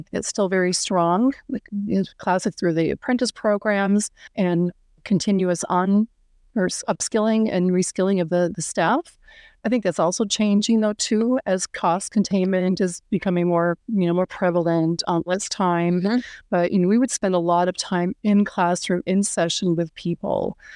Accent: Minneapolis, Minnesota, United States; moved away as an adult; also born or lived in Germany / Europe; I'm based in Minneapolis, Minnesota. This is where I'm from.

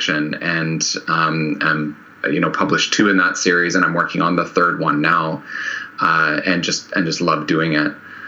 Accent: Canada; I'm Canadian

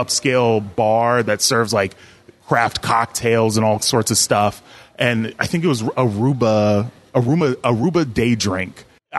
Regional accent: San Diego, California, United States; my hometown, San Diego.

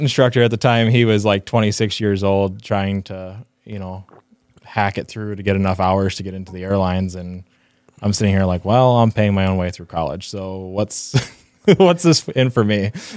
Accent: Northfield, Minnesota, United States; also born or lived in Pittsburgh, Pennsylvania; grew up, uh, early part of my life in Pittsburgh and then, um, moved to Northfield, Minnesota, just south of Twin Cities. So, um, went to, yeah, finished up school there, went to high school there

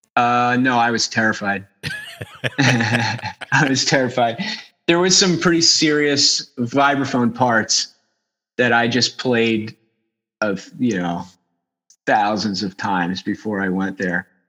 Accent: New Jersey, United States; also born or lived in Philadelphia; I was born in Philadelphia and I grew up uh, like right over the river in South Jersey.

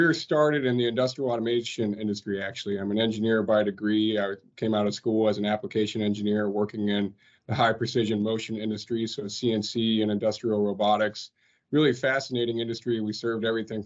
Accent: Cincinnati, Ohio, United States; moved away as an adult; also born or lived in Atlanta; Had the opportunity to move back to Cincinnati here recently, my hometown and where I grew up

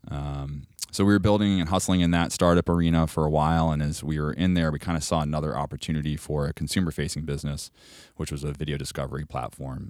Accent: Cape Cod, Massachusetts, United States; moved away; I'm from Cape Cod originally. So I'm born and raised, like, towny.

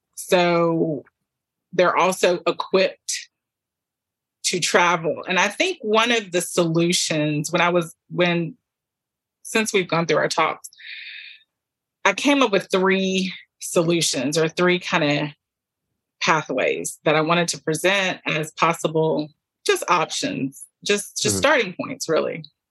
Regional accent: Southwest Louisiana, United States; also born or lived in Nigeria; we're from the South. This is Southwest Louisiana

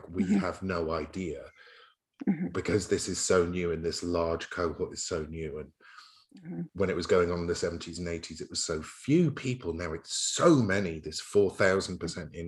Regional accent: United Kingdom; I'm from Turf Island, Great Britain

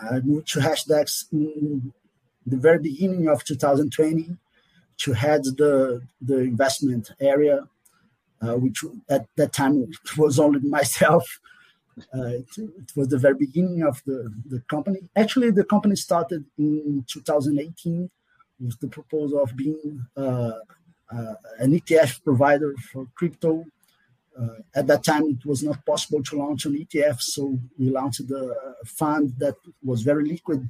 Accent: Rio de Janeiro, Brazil; I'm a Brazilian economist. More precisely, I'm from Rio de Janeiro.

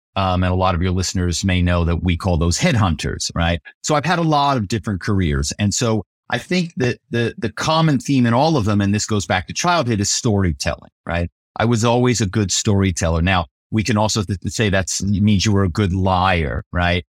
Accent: Philadelphia, Pennsylvania, United States; moved away as an adult; also born or lived in New York; I come from Philadelphia, and my family is very well known in the automobile business

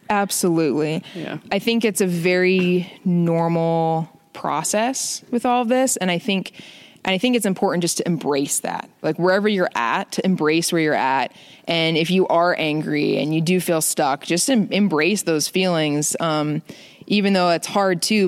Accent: Phoenix, Arizona, United States; now in Montana, United States; I grew up in Phoenix, Arizona

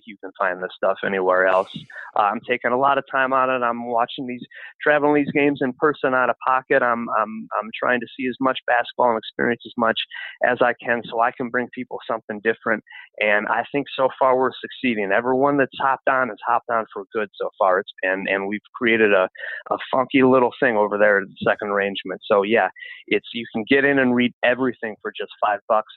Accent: Chicago, Illinois, United States; my hometown Chicago

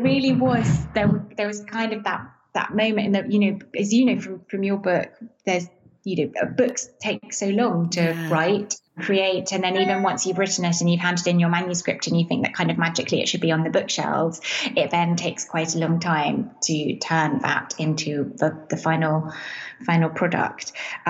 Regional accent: Venice, Veneto, Italy; also born or lived in England; So I am English, and my family moved to Venice when I was 6 years old. And I grew up here, went to school here, and then went to university in England.

